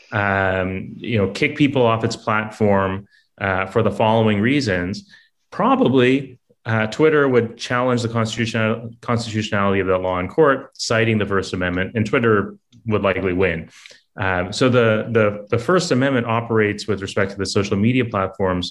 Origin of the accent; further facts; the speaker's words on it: Canada; I'm Canadian myself